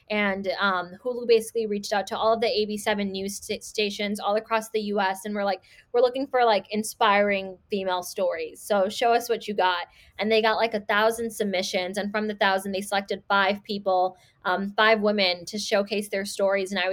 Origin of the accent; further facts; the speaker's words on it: Chicago, Illinois, United States; also born or lived in Skokie, Illinois; I'm based out of Chicago. I was born and raised in Rogers Park and then moved to Skokie when I was nine years old.